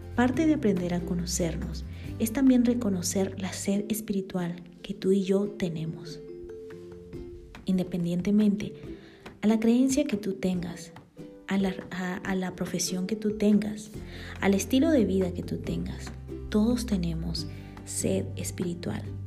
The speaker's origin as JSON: {"language": "Spanish", "country": "Bolivia", "tie": "born or raised there", "moved": "yes", "lives_now": "Guatemala"}